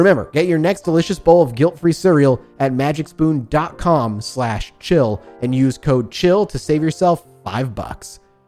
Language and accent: English; Rhode Island, United States; Oh, I grew up in Rhode Island.